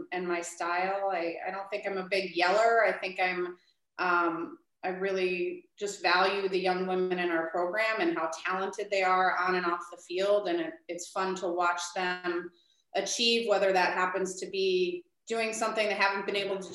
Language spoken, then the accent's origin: English; Midwest, United States; also born or lived in Minnesota; now in Chicago, United States; I'm originally from the Midwest